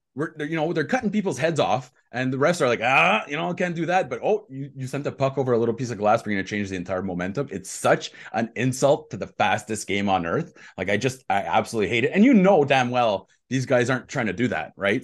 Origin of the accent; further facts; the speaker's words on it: Quebec, Canada; je suis le seul Québécois ici